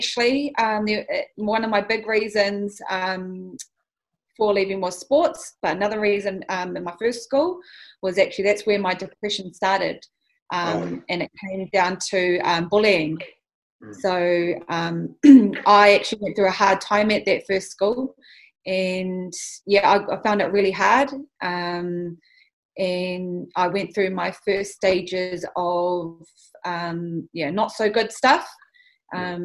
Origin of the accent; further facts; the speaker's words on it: Auckland, New Zealand; I am born and bred in East Auckland. I'm from Pāmua, but I grew up as a central girl.